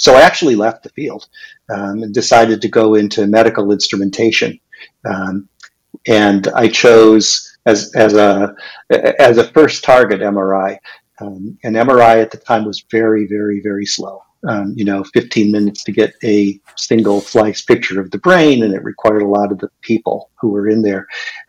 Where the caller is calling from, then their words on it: Pasadena, California, United States; I'm in lovely Pasadena, California.